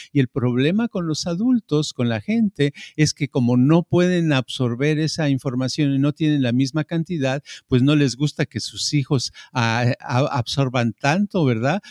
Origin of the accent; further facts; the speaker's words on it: Mexico City, Mexico; yo crecí crecí en la Ciudad de México y en el barrio donde yo vivía, ¿verdad? Hasta los 12 años en ese barrio